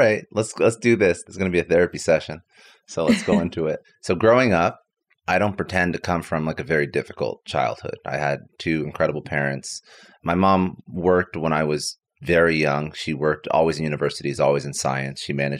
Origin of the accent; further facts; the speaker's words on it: Ottawa, Ontario, Canada; also born or lived in Toronto; I'm fully Canadian. So, you know, born in Toronto, raised in Ottawa.